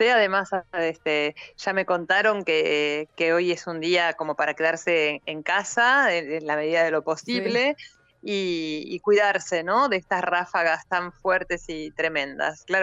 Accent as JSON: {"language": "Spanish", "town": "Rosario", "region": "Santa Fe", "country": "Argentina", "also_born_or_lived": "Neuquén, Argentina", "moved": "yes", "lives_now": "Madrid, Spain", "said": "Yo soy aclaro, ah, rosarina ah, y viví muchos años en Neuquén, por lo tanto también tengo este, el corazoncito en Neuquén y ahora estoy aquí."}